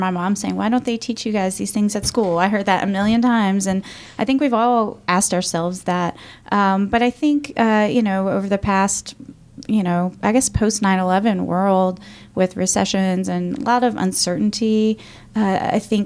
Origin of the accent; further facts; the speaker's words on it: Roanoke, Virginia, United States; I'm from Roanoke, Virginia. I grew up a kind of lower income family. I didn't really understand a lot of opportunities that existed for me here